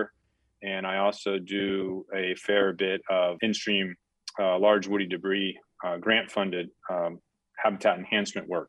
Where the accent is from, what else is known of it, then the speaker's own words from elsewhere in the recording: Mendocino Coast, California, United States; I am from the Mendocino Coast as well. I grew up here